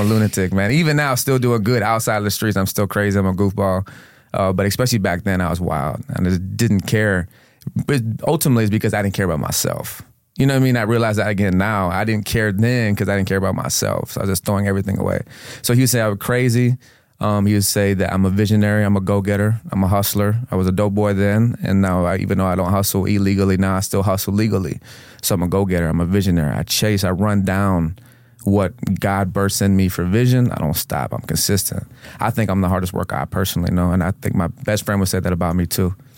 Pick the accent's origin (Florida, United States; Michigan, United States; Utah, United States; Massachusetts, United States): Florida, United States; Venice; also born or lived in Houston, Texas / Tampa, Florida; the city that I grew up in, in, I grew up in in Sarasota County is Venice